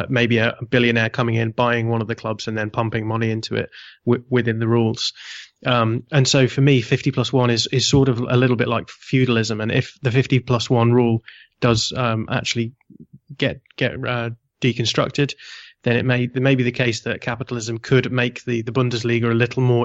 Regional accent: United Kingdom; I am British

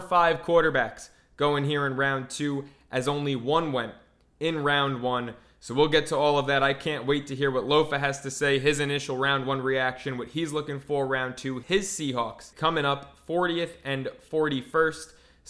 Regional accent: New York City, New York, United States; I'm a New Yorker through and through.

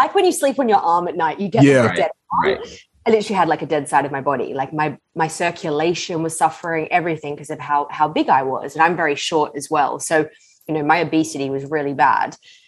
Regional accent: Australia; moved away as an adult; also born or lived in London, United Kingdom; Yeah, so I'm originally from Australia, born and bred. Nice. When I was 24, I left.

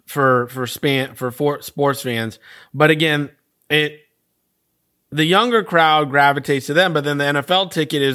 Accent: Bay Area, California, United States; growing up in the Bay Area

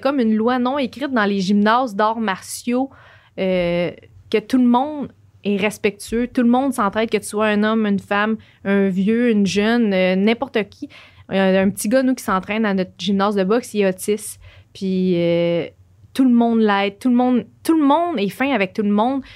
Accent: Joliette, Quebec, Canada; moved away as an adult; now in Montreal, Canada; je viens de Joliette.

